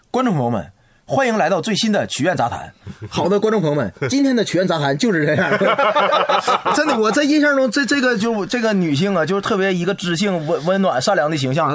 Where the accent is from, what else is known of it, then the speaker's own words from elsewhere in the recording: China; 我作为一个中国人